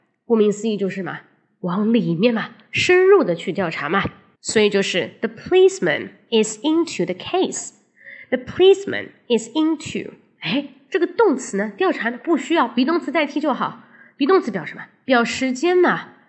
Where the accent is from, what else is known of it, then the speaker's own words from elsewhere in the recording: China; 老外说话他在乎的是状态，而我们中国人说话呢，他在乎的是动作。